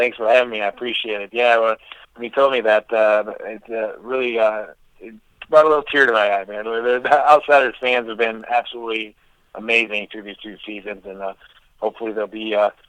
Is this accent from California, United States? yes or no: no; Detroit, Michigan, United States; I'm from Detroit area